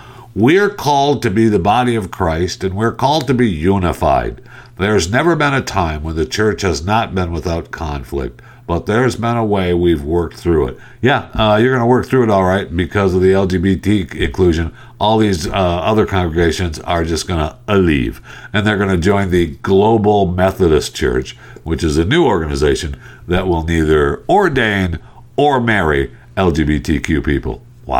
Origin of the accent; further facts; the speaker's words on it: Michigan, United States; moved away; I grew up in Michigan. I got out of there as soon as I could.